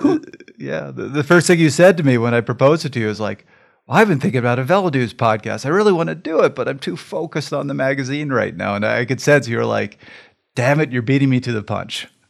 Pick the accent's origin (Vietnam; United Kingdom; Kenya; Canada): Canada; being Canadian